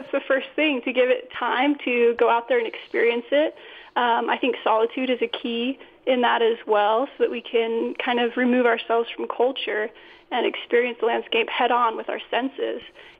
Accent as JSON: {"language": "English", "region": "Northern California", "country": "United States", "tie": "born or raised there", "moved": "yes", "lives_now": "Utah, United States", "said": "I grew up kind of on the other spectrum in Northern California, where it's relatively more verdant than Utah."}